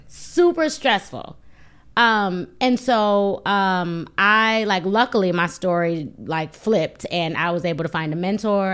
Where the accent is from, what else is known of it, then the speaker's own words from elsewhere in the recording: Buffalo, New York, United States; I'm from Buffalo, New York